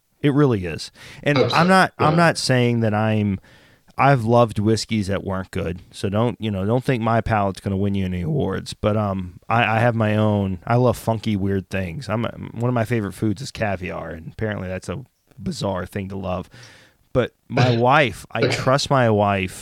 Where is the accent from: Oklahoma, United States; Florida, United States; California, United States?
Oklahoma, United States; also born or lived in Texas; now in Philadelphia, United States; I grew up in Texas and then Oklahoma in Choctaw or Cherokee Nation, Oklahoma.